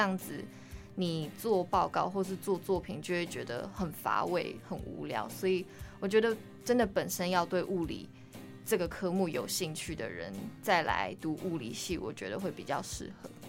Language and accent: Chinese; Taiwan; first language English (one of her native languages); also born or lived in Netherlands; 我是，就是在荷兰出生，然后我是读那边的国际学校，所以就是大概十岁才回台湾